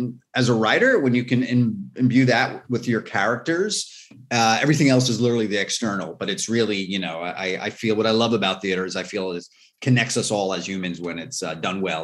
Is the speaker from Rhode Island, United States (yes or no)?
no; New Jersey, United States; I grew up in Jersey, 20 minutes from New York City